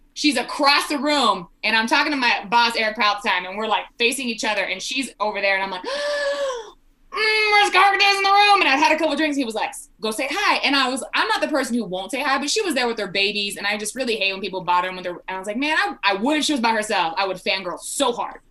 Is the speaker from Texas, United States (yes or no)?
yes; South Texas, United States; now in Colorado, United States; originally born and raised in Texas. We in South Texas